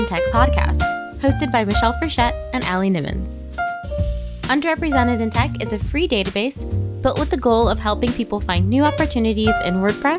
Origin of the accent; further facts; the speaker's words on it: New York, United States; moved away; also born or lived in Florida; I grew up in New England, I spent most of my life in Florida, but I grew up in New York.